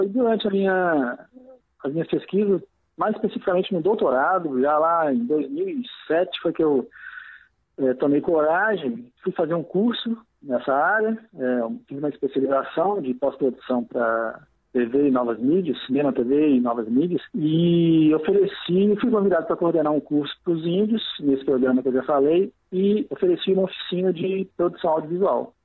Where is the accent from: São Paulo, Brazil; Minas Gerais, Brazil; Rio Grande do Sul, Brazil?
Minas Gerais, Brazil; Belo Horizonte; eu sou mineiro, de Belo Horizonte